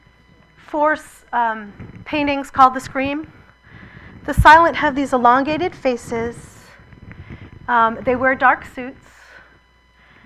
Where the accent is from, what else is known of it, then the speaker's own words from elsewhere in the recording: Massachusetts, United States; I was born in Massachusetts